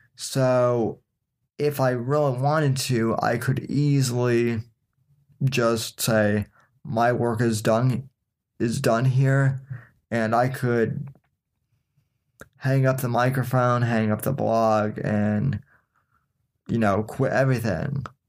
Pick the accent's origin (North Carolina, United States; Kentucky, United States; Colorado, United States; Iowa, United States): Colorado, United States; Denver; moved away as an adult; now in Florida, United States; I was born and raised in Denver, Colorado, and lived there pretty much my whole entire life until the age of eighteen